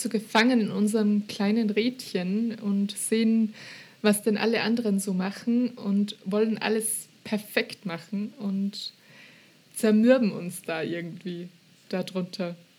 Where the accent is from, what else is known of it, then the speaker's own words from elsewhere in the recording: Austria; accent: Austrian; Ich, ich rede halt österreichisch